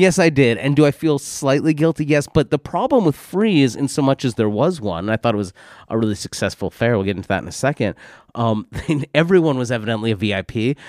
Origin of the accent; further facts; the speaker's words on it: New York, United States; now in London, United Kingdom; as a New Yorker